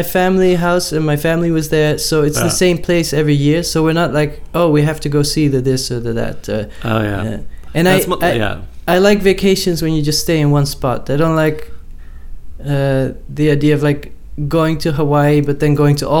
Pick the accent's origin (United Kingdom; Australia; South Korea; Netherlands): Netherlands; moved away as an adult; now in New York, United States; growing up in the Netherlands, where it doesn't rain that much, but there's always this drizzle.